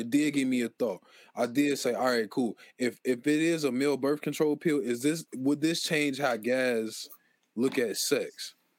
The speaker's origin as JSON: {"language": "English", "town": "Philadelphia", "region": "Pennsylvania", "country": "United States", "said": "Don't forget I'm from West Philly."}